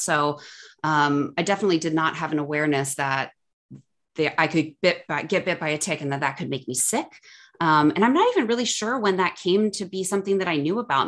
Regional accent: suburbs of Cleveland, Ohio, United States; moved away as an adult; now in Chicago, United States; I grew up in Ohio, so kind of like suburbs of Cleveland, between Akron and Cleveland.

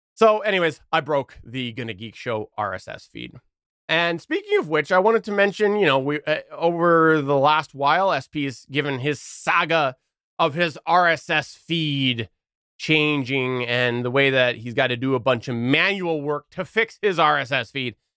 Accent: Canada; I'm Canadian

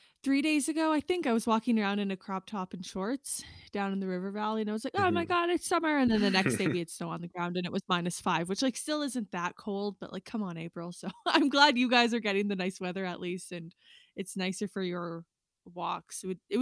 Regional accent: Saskatchewan, Canada; born or raised there; moved away

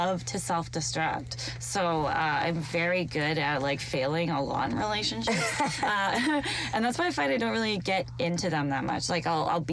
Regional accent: London, Ontario, Canada; I'm from London, Ontario

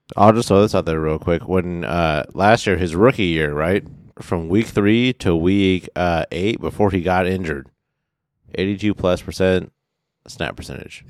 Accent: Inland Northwest, United States; we're from the Inland Northwest

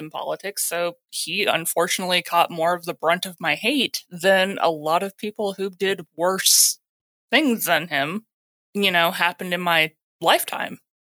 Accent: Texas, United States; I'm from Texas

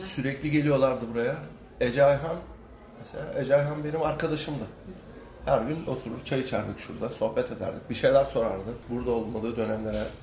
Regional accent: Kilitbahir, Çanakkale, Turkey; now in Çanakkale, Turkey; Aslında Kilitbeyirliyim ben. Yakın. Kilitköy ile Çanakkale ile entegre bir köy zaten.

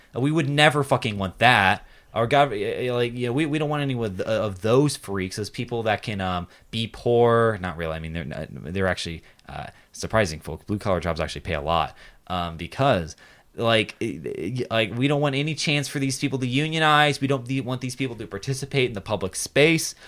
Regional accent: Lexington, Kentucky, United States; moved away; I'm from Lexington, Kentucky

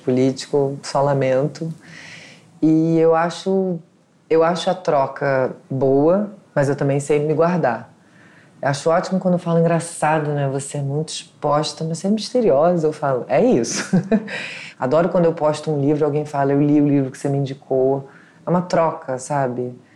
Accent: Rio de Janeiro, Brazil; also born or lived in São Paulo; Eu nasci na Tijuca, estudei na Tijuca, meus pais moram na Tijuca, minha avó mora na minha rua

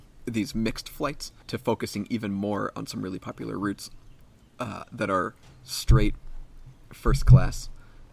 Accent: United States; I'm from America.

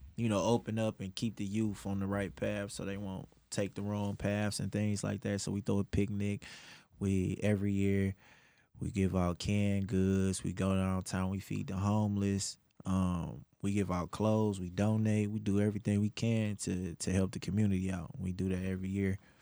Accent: Detroit, Michigan, United States; I grew up West Side Detroit, Eight Mile

